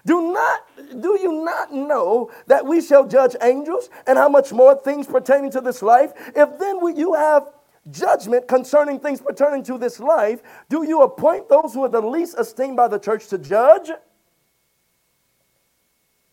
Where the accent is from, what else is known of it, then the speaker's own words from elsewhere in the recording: Louisiana, United States; I'm from Louisiana